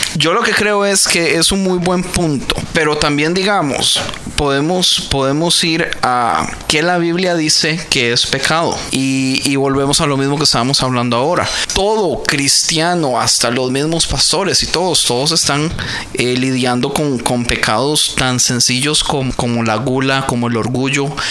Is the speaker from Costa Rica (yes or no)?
yes; Costa Rica; now in United States; decimos en Costa Rica